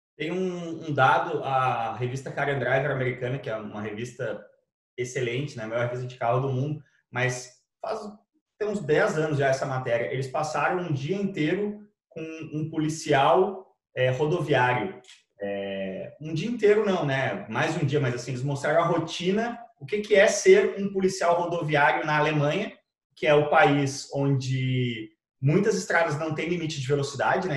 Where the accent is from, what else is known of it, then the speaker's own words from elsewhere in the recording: Brazil; also born or lived in United States; Eu, como brasileiro branco e rico